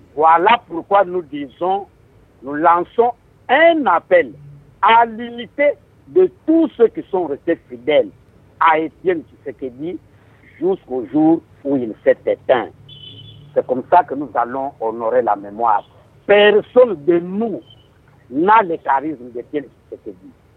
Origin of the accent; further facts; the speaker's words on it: Kasai-Occidental, DR Congo; je suis du Kassai occidental